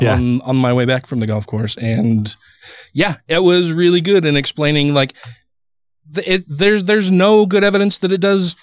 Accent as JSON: {"language": "English", "town": "Murray", "region": "Utah", "country": "United States", "tie": "born or raised there", "said": "That's my hometown."}